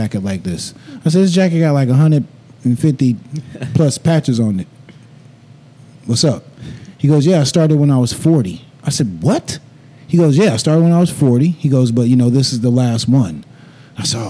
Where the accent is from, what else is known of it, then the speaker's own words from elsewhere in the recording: the South, United States; growing up in the South and growing up in church